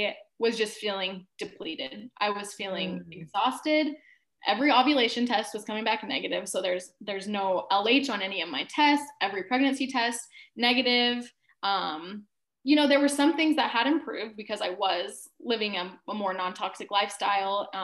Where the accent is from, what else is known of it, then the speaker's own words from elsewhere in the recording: Alaska, United States; moved away as an adult; also born or lived in Kauai; when I was 18, I moved to Kauai from Alaska